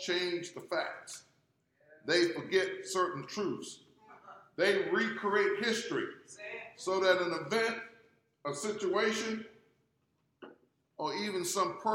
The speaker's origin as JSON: {"language": "English", "town": "Gray", "region": "Georgia", "country": "United States", "tie": "born or raised there", "said": "growing up in Gray, Georgia"}